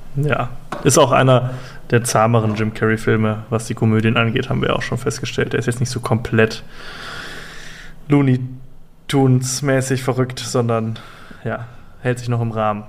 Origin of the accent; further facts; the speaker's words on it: Germany; ich bin ja Deutscher